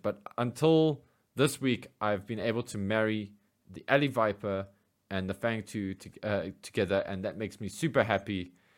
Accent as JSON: {"language": "English", "country": "South Africa", "said": "as a South African G I Joe fan"}